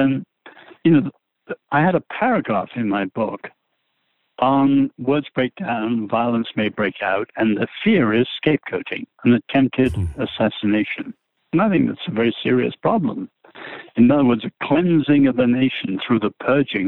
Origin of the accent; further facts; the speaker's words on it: England, United Kingdom; now in United States; I'm an Englishman